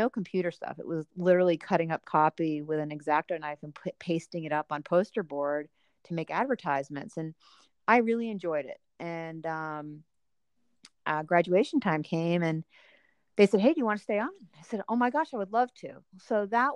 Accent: East Coast, United States; moved away as an adult; also born or lived in Los Angeles, California; I grew up on the East Coast

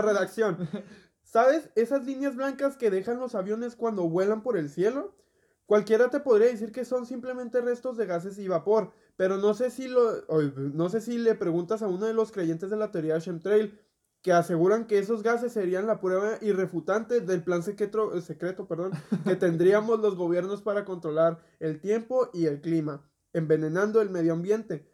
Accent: Mexico; nosotros que somos mexicanos

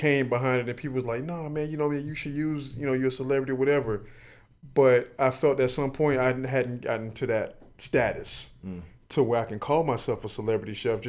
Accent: Miami Gardens, Florida, United States; Born and raised in Miami.

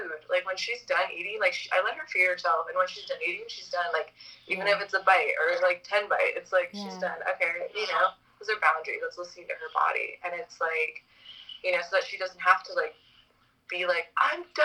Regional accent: Hawaii, United States; moved away; also born or lived in Los Angeles; I grew up in Hawaii

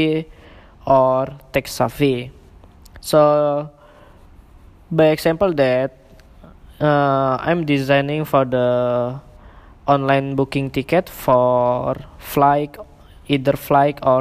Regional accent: Indonesia; English is a second language; moved away as an adult; also born or lived in Singapore; now in Malaysia; I'm from Indonesia, but currently I live in Malaysia and Singapore

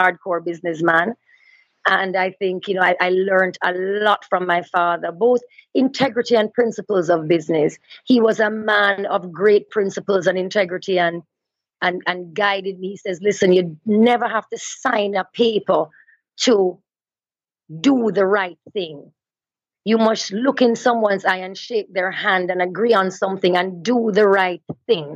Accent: Linstead, Saint Catherine, Jamaica; also born or lived in Kingston, Jamaica; I was born in Kingston and my family moved to a farm in Linstead, St. Catherine, which is rural Jamaica, when I was maybe about 7 years old. And so I sort of shared both worlds, both rural Jamaica and the city life, because I went to school in the city

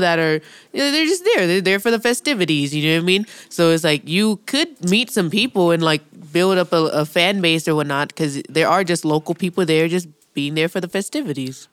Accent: California, United States; being a Californian is, quote-unquote, worse than being a minority

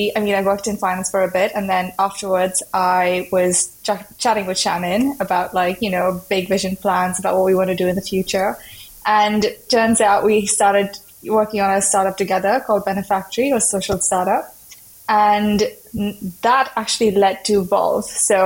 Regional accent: Mumbai, Maharashtra, India; moved away as an adult; also born or lived in Los Angeles, United States; born and brought up in Bombay, went to college in LA, studied business and economics.

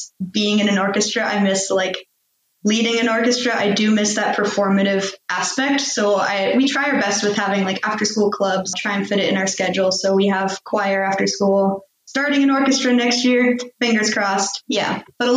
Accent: United States; moved away as an adult; now in Sweden; I grew up in American public schools

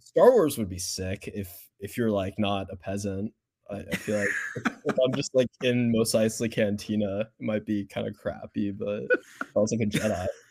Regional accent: Houston, Texas, United States; my hometown, Houston

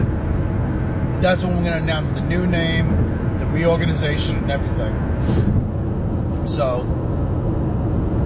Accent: United States; I'm an American

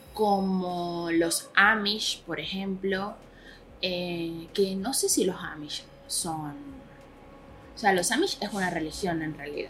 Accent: Venezuela; moved away; era en mi país, o sea, cuando en Venezuela

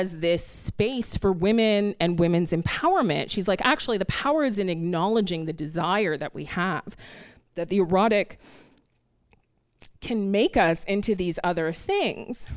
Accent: Canada; moved away as an adult; now in New York City, United States; I'm a Canadian who has to live here now

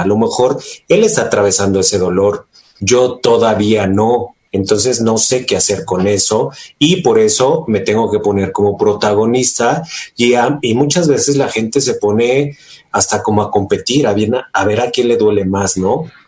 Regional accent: Mexico; como mexicanos

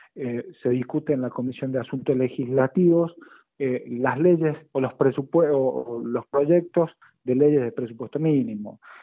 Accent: La Rioja, Argentina; como riojano

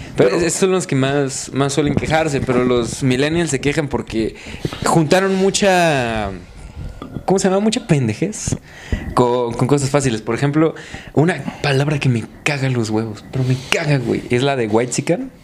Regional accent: Mexico

